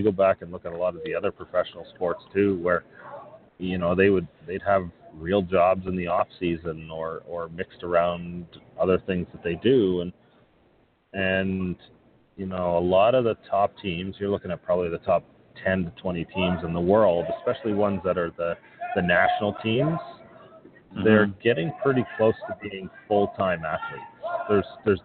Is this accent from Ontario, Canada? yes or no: yes; not far from Toronto, Ontario, Canada; I'm from Ontario, not far from Toronto